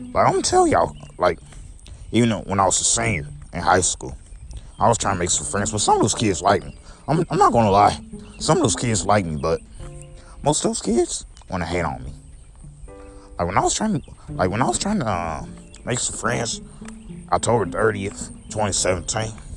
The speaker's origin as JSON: {"language": "English", "town": "St. Louis", "region": "Missouri", "country": "United States", "tie": "born or raised there", "also_born_or_lived": "Belleville, Illinois", "said": "I came to St. Louis when I was nine years old, so uh, I've been in St. Louis my whole life"}